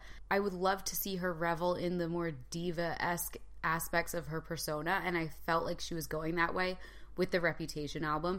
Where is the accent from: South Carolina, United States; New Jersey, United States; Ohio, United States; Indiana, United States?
New Jersey, United States; And I'm from New Jersey